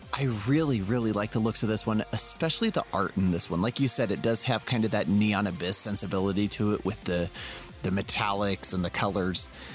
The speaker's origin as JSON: {"language": "English", "town": "Las Vegas", "region": "Nevada", "country": "United States", "tie": "born or raised there"}